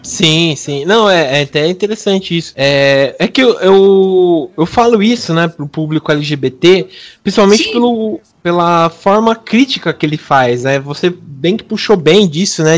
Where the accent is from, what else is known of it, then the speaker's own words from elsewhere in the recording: interior of São Paulo, Brazil; eu sou aqui do interior de São Paulo